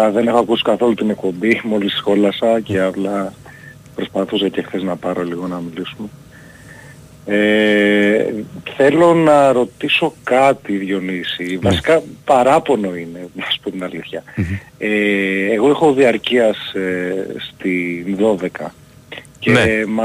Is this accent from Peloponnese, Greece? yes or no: yes; Kalamata, Peloponnese, Greece; now in Athens, Greece; και μένω Αθήνα πούμε τα τελευταία χρόνια δεν έχω δει δηλαδή είμαι από Καλαμάτα ας πούμε